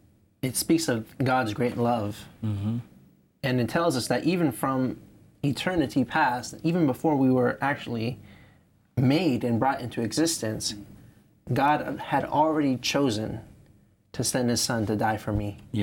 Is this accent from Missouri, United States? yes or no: no; Los Angeles, California, United States; from Los Angeles, California.